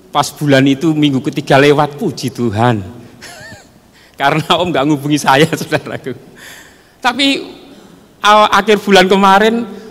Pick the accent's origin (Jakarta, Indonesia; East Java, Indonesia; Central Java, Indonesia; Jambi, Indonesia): Central Java, Indonesia; Salatiga; also born or lived in Pulutan / Bawen; saya dibesarkan di tengah-tengah, eh, kehidupan di asrama, di Pondok Diakonia yang sekarang ada di Bawen